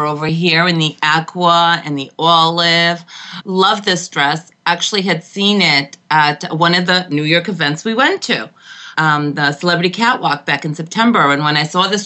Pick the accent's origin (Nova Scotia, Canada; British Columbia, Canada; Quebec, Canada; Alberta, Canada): Quebec, Canada; Montreal; moved away as an adult; now in Connecticut, United States; I was born and raised in Montreal